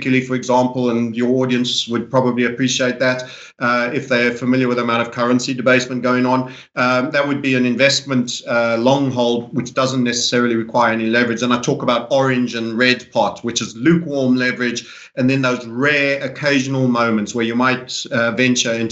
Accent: South Africa; I grew up in South Africa to an English father

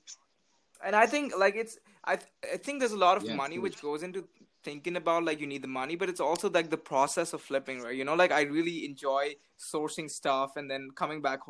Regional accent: India; moved away as an adult; now in Canada; I'm from India

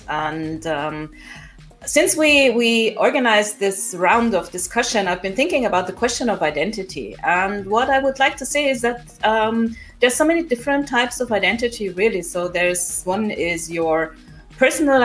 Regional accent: Nigeria; My mother is Austrian, my father is Nigeria. But there is some aspect of African identity in me, since I grew up in Nigeria

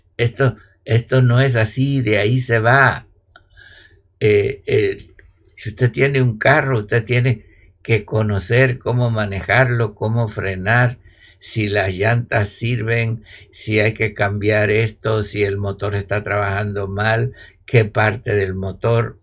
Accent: Cuba; yo soy cubano, los cubanos decimos candela

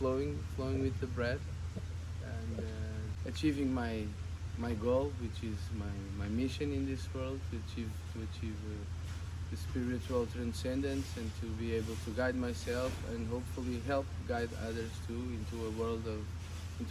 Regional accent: Portugal; I come from Portugal, but I have African Cape Verdean origins

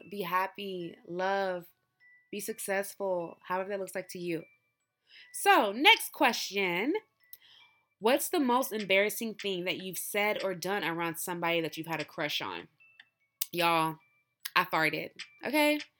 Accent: Nigeria; I love my people. I love Nigerian people. I love being Nigerian.

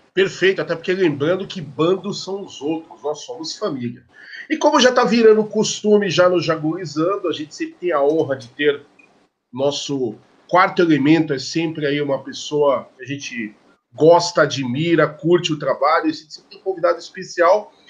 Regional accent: Sorocaba, São Paulo, Brazil; Sorocaba, minha terra

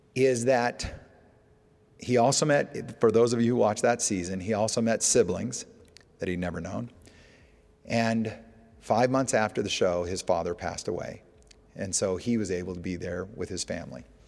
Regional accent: Alaska, United States; moved away; I grew up in Alaska

